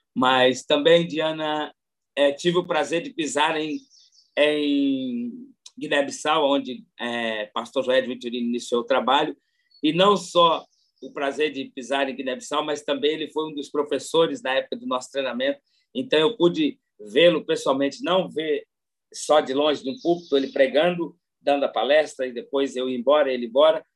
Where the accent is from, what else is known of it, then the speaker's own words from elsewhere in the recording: São Paulo, Brazil; also born or lived in Terra Boa, Paraná / Mauá; eu sou de São Paulo, né? Sou nascido no Paraná, criado em São Paulo. Nasci em Terra Boa, no Paraná.